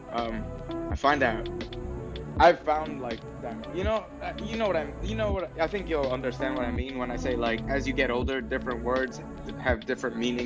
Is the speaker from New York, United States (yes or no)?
yes; New York City, New York, United States; also born or lived in Harlem; growing up in Heights, because that's where I'm actually originally from